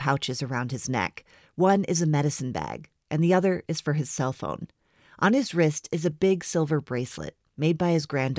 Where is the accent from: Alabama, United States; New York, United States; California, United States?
New York, United States; Syracuse; moved away as an adult; also born or lived in Connecticut / Boston / Seattle; now in Salt Lake City, United States; my mom went to college, met my dad, a small-town Vermonter, and as many baby boomers have done, they left their ancestral homelands, landing in Syracuse, New York.